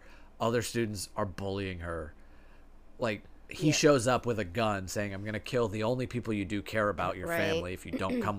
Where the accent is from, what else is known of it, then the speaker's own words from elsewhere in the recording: Tennessee, United States; I'm from Tennessee, so we paid extra attention